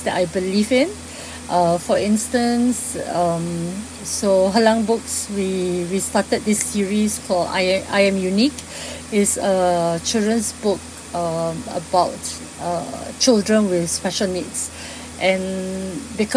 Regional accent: Singapore; I'm from Singapore

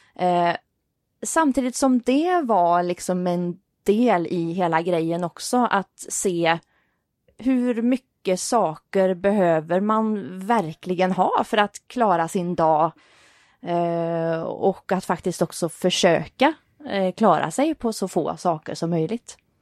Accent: Vänersborg, Västra Götaland, Sweden; i min hemstad

